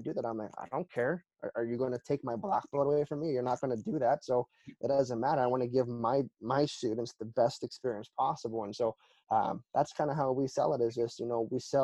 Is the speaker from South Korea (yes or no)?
yes; South Korea; moved away; I grew up in Korea